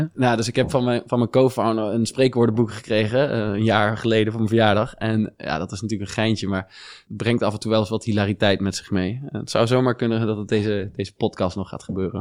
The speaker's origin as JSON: {"language": "Dutch", "town": "Venlo", "region": "Limburg", "country": "Netherlands", "tie": "born or raised there", "also_born_or_lived": "Germany / Eindhoven / Singapore", "moved": "as an adult", "lives_now": "Amsterdam, Netherlands"}